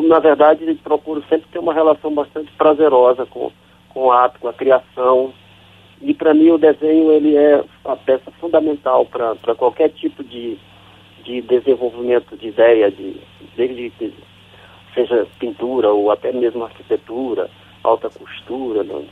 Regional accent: São Luís, Maranhão, Brazil; moved away as an adult; also born or lived in São Bento, Maranhão; now in Rio de Janeiro, Brazil; desde pequeno, né, já saí de São Bento de Bacurituba e fui para São Luís, depois de São Luís eu vim para o Rio

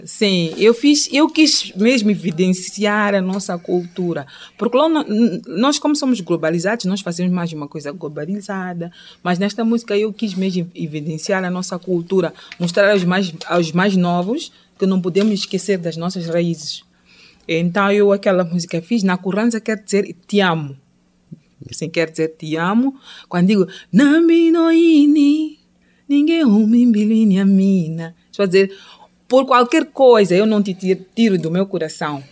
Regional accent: southern Mozambique, Mozambique; first language Changana; Portuguese is a second language; Xangana é minha língua materna é do sul de Moçambique, Maputo e Gaza

